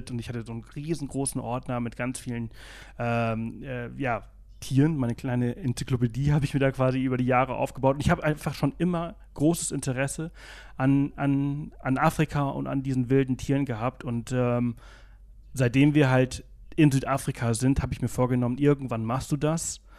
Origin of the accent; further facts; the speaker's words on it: Balearic Islands, Spain; German is a second language; Ich komme aus Mallorca, ich bin Mallorquiner. Äh, wie man unschwer äh, hören kann.